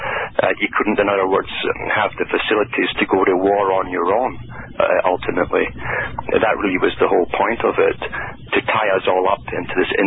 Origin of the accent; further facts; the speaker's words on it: United Kingdom; growing up in Britain during a hell period